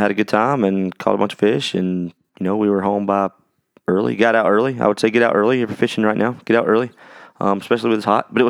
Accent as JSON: {"language": "English", "town": "Louisville", "region": "Kentucky", "country": "United States", "tie": "born there", "also_born_or_lived": "South Carolina", "said": "While he was in seminary, I was born in Louisville."}